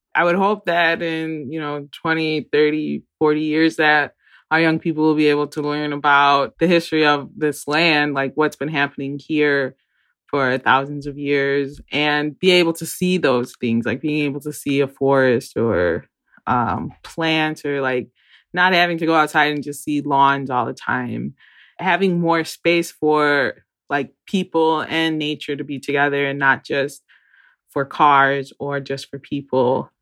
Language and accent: English; Great Lakes, United States; we're from Great Lakes